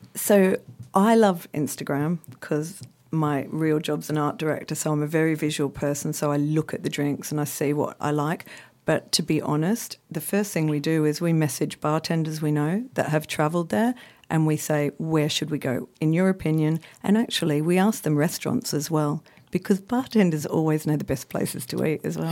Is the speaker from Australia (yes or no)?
yes; Australia; I'm Australian, as you can hear.